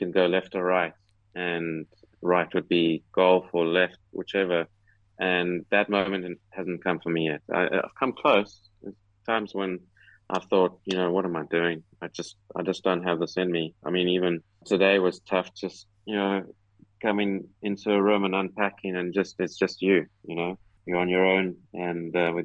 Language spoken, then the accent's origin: English; South Africa; moved away as an adult; also born or lived in United States; now in United Kingdom; down in my home country